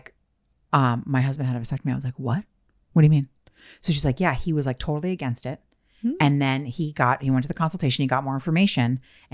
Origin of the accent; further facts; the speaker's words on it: New Jersey, United States; I was born in New Jersey